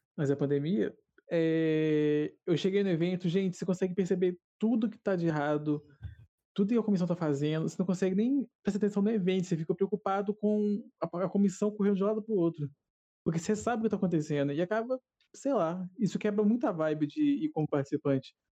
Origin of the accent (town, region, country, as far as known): Minas Gerais, Brazil; accent: mineiro